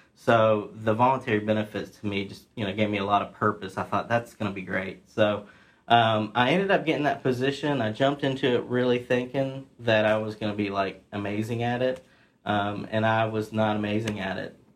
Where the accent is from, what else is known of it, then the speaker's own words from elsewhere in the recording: Ripley, West Virginia, United States; born and raised in uh, Ripley, West Virginia.